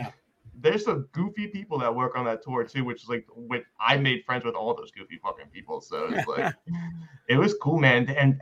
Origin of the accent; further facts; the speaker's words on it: Philadelphia, Pennsylvania, United States; Now we are on the East Coast, we're from New Jersey, I'm from Philadelphia, but they put us out in the Midwest.